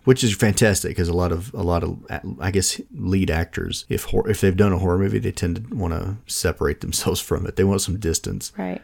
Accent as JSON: {"language": "English", "country": "United States", "said": "as an American"}